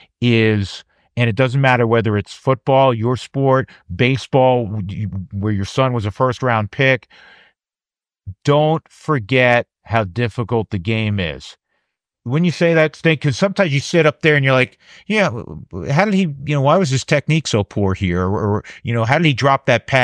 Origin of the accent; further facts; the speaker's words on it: New York, United States; moved away; growing up in New York, watching the Mets play or the Giants